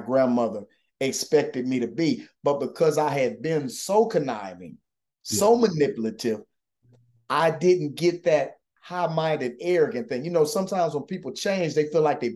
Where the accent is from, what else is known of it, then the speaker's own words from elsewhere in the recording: Atlanta, Georgia, United States; moved away as an adult; also born or lived in Freeport, Illinois / Texas; I was born in Freeport, Illinois, spent the majority of my life in Atlanta, Georgia.